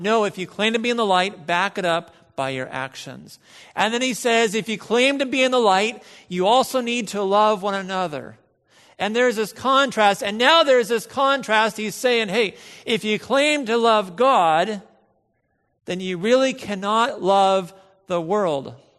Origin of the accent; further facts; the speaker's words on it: United States; we are American